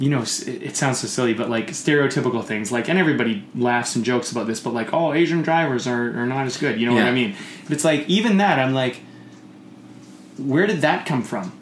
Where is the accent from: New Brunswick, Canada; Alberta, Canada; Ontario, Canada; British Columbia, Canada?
British Columbia, Canada; Coquitlam; where I grew up in Coquitlam